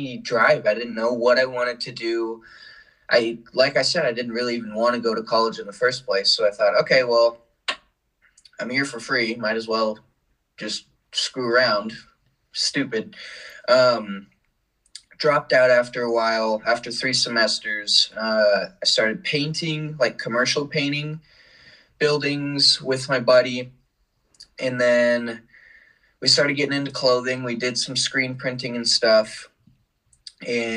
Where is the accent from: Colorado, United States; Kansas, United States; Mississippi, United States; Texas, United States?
Colorado, United States; also born or lived in Portland, Oregon; Then the whole family packed up, moved to Colorado. We had lived there most of my life since middle school through high school.